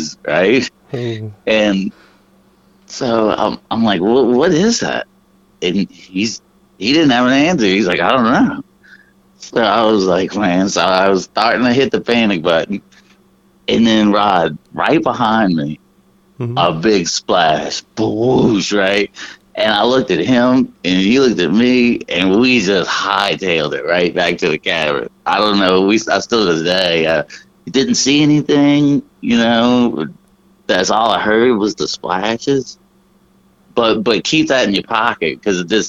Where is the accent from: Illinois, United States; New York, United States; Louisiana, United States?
Louisiana, United States; New Orleans; I was raised in New Orleans